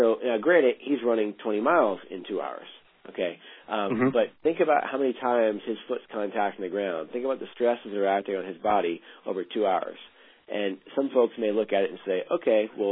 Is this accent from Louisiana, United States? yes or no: yes; New Orleans, Louisiana, United States; also born or lived in Virginia; now in Bend, United States; I'm from New Orleans